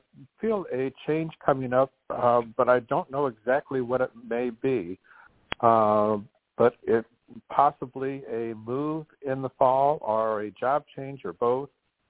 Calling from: Arizona, United States; I'm calling from Arizona.

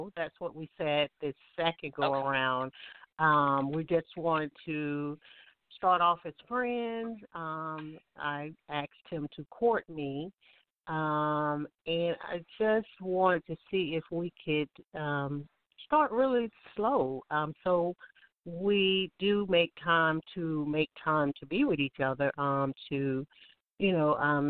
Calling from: Alabama, United States; I'm calling from Alabama.

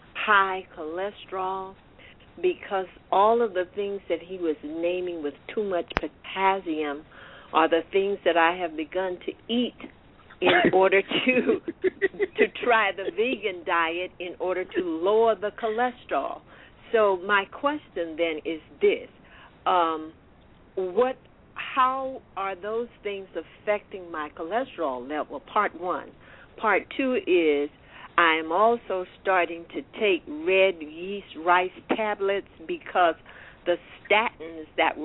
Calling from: Columbia, South Carolina, United States; I'm from Columbia, South Carolina.

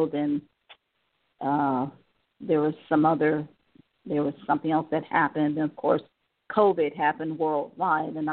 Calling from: Cleveland, Ohio, United States; Cleveland, Ohio.

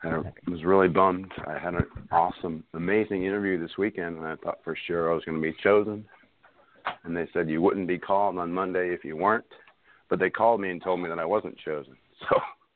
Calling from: North Carolina, United States; calling from North Carolina.

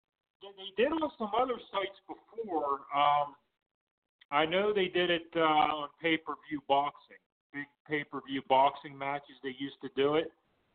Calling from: Pittsburgh, Pennsylvania, United States; in Pittsburgh.

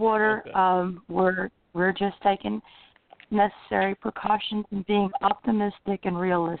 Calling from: Florida, United States; Central Florida.

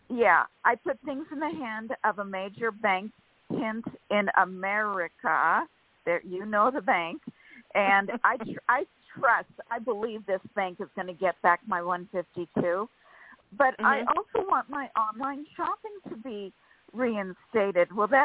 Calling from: California, United States; from California.

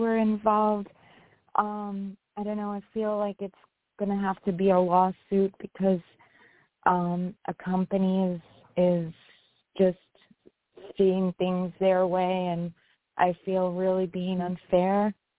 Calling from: New York, United States; from New York.

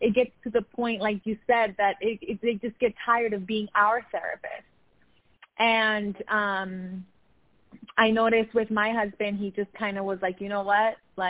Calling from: Riverside, United States; How are you doing? Calling from Riverside.

